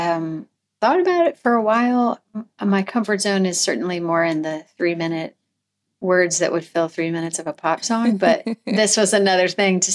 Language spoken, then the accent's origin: English; Missouri, United States; now in Tennessee, United States; I grew up in Missouri